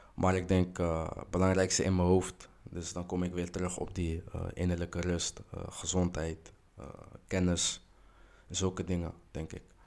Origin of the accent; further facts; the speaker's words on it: Rotterdam, South Holland, Netherlands; now in Schiedam, Netherlands; geboren in Rotterdam, woonachtig in Schiedam